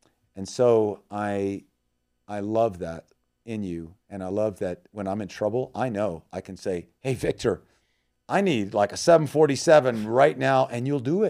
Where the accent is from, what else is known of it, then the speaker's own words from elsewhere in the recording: Thailand; also born or lived in Myanmar; we're from the jungle, we've been in Burma 20 years, I grew up in Thailand